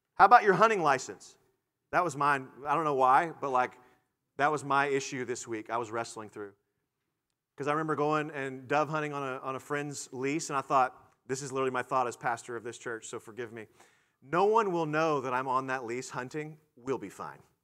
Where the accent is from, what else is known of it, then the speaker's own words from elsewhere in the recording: United States; as American Christians or as Christians who are American